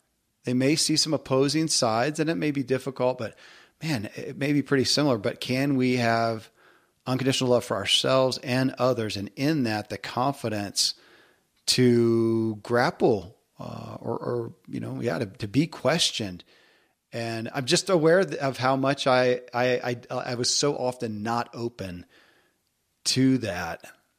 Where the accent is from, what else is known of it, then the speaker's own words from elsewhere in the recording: the South, United States; growing up in the South and in the religious structure, I mean, I didn't question beliefs.